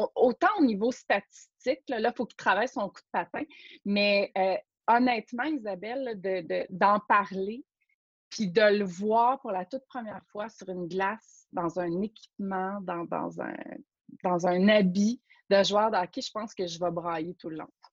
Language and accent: French; Rouyn-Noranda, Quebec, Canada; j'ai été élevée en Abitibi, à Rouen-Noranda plus précisément